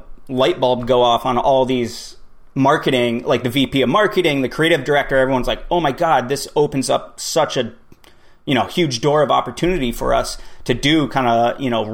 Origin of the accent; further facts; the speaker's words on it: Vermont, United States; Born and raised in Vermont.